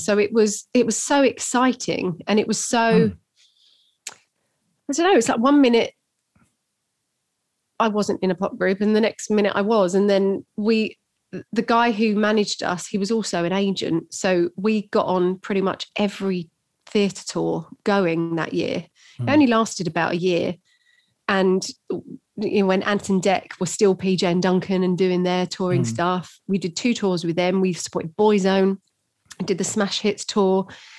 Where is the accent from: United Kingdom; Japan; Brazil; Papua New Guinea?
United Kingdom; London; I'm not from London, really. I'm the suburbs, so...